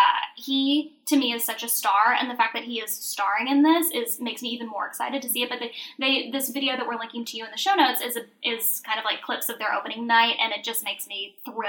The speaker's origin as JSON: {"language": "English", "region": "Georgia", "country": "United States", "tie": "born or raised there"}